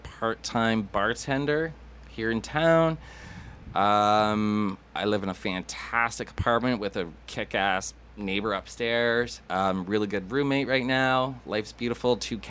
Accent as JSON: {"language": "English", "town": "Peterborough", "region": "Ontario", "country": "Canada", "tie": "born or raised there", "said": "Born and raised in Peterborough, you know, got a mother, brother, father, older brother, younger sister. I was the middle, misunderstood, neglected child, as everybody would say. High school here."}